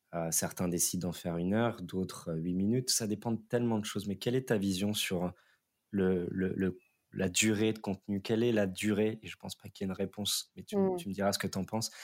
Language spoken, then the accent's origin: French; France; en tant que Français